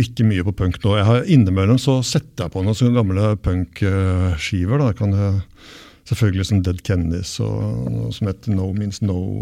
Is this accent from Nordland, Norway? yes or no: no; Asker, Akershus, Norway; also born or lived in Bergen; jeg vokste opp delvis i Bergen og delvis i Asker utafor Oslo. Ja. Altså den Bergenstiden den høres jo ikke så godt, da. Jeg har flytta herfra da jeg var åtte.